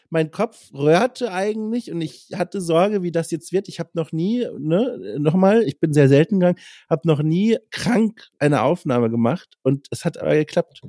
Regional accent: Franconia, Germany; accent: Franconian; ich komme ja auch aus dem Süden

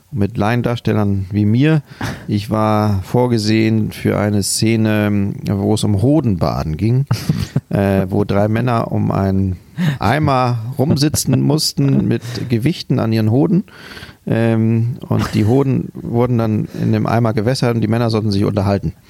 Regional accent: Hamburg, Germany; bei uns in Hamburg

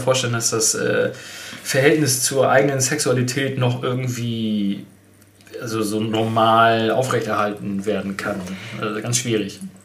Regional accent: Germany; bei uns in Deutschland

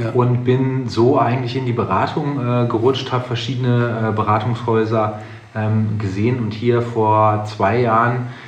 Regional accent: Essen, North Rhine-Westphalia, Germany; also born or lived in England / Münster; ich komme aus Essen, aus äh, Essen äh, NRG-Hauptstadt.

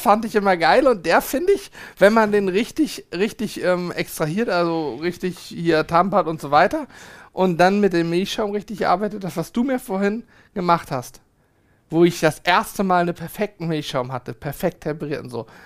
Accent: Hanover, Lower Saxony, Germany; als Hannoveraner

